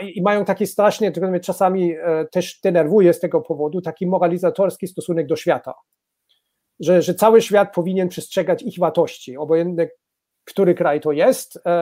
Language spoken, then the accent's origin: Polish; Baden-Württemberg, Germany; Polish is a second language; w Badenii Wittenbergi, skąd, skąd pochodzę